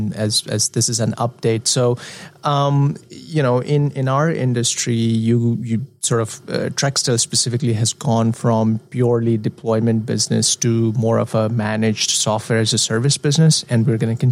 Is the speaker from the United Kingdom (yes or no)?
no; India; moved away; I am an expat from India